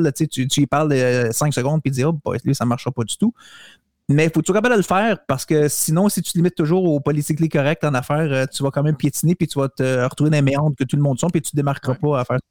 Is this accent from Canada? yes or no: yes; Montreal, Quebec, Canada; moi, je suis de Montréal, je reste pas à Calgary